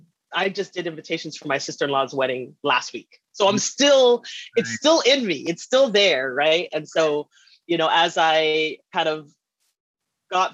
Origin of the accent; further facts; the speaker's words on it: Canada; moved away as an adult; also born or lived in Alabama / Texas / New York; I was born and raised in Canada